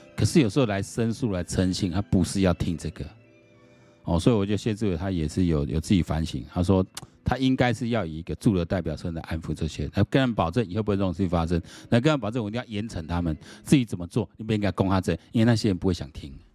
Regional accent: Taiwan; 我们台湾人

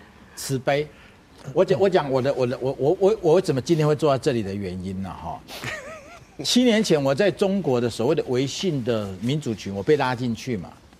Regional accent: Taiwan; 但是我看不过去啊！我们台湾人怎么看得过去这种不公不义的事呢？

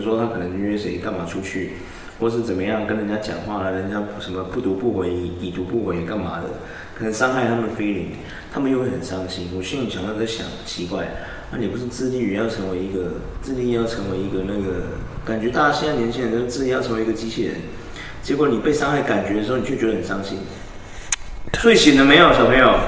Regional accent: Taiwan; 我们台湾人的种族天赋是什么

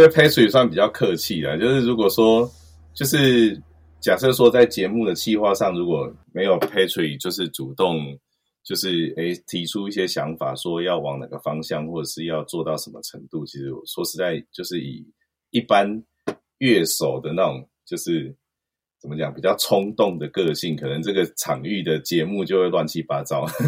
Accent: Nantou County, Taiwan; 对我是在南投长大

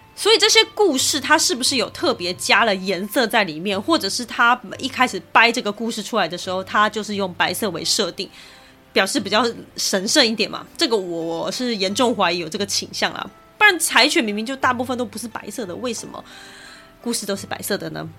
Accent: Taiwan; 身为台湾人我自己有听过啦

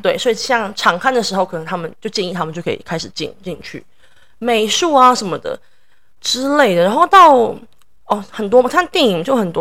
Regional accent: Taiwan; moved away as an adult; now in New York, United States; 因为我在台湾长大，在台湾念大学

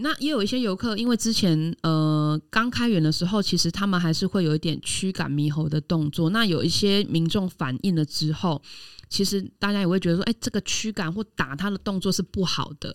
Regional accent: Taiwan; 我们台湾人很怕丢脸，我们每次去国外都会很遵守国外的规则

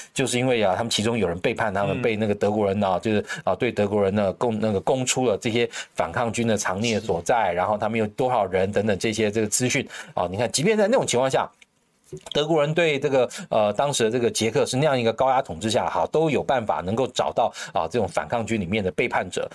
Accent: Taiwan; 我们台湾人

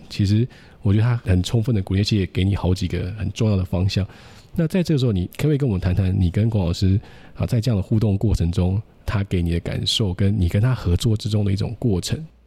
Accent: Taiwan; 是在台湾受救， 但是我也不是在这个高中大学系统里面

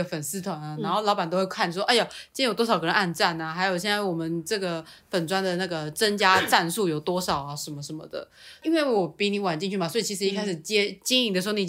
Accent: Changhua County, Taiwan; 生长在彰化，其实比较多，大家都是用台语，

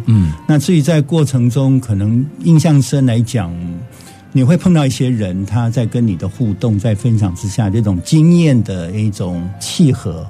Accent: Taiwan; 我们台湾的教会

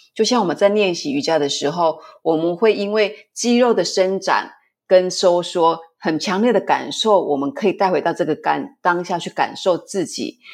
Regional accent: Taiwan; 我们是台湾人

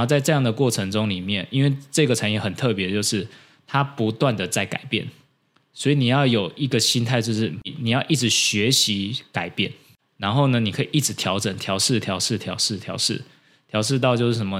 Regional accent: Taiwan; 我们台湾人

